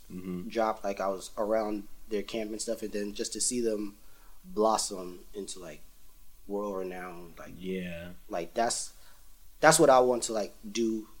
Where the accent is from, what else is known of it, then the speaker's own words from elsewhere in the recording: Jamaica; A song that, because I'm Jamaican, so when I started DJing, I was really into dancehall, like, crazy.